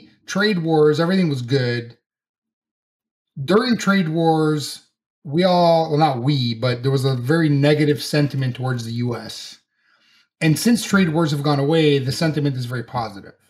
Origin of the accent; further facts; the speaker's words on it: Canada; as a Canadian